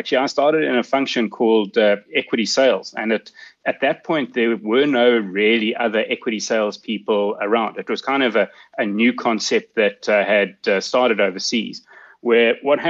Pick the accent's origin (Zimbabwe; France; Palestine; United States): Zimbabwe; Nyamandlovu, Matabeleland North; moved away; I grew up on a farm in Zimbabwe in a little town called Nyamandlovu.